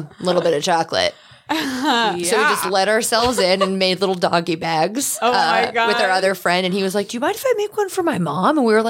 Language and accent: English; Wyoming Valley, Pennsylvania, United States; moved away; the Cross Valley, which is the freeway equivalent in my hometown.